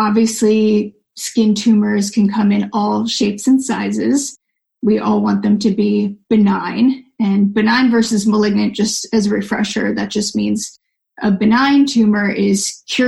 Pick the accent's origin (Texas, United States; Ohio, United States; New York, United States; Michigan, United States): New York, United States; now in Southern California, United States; I'm from New York